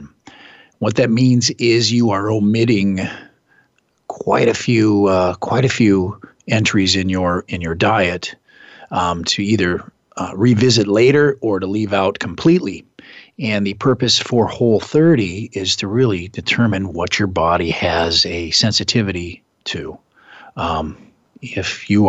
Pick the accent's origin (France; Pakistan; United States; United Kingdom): United States; Midwest; moved away; I'm from the Midwest.